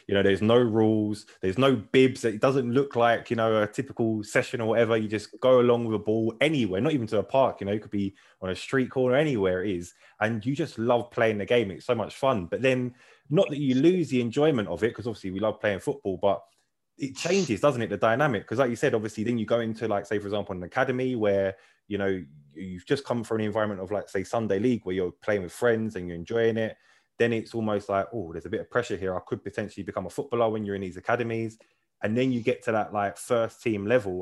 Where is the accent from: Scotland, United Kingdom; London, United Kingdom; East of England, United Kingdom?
London, United Kingdom; I grew up in South London as well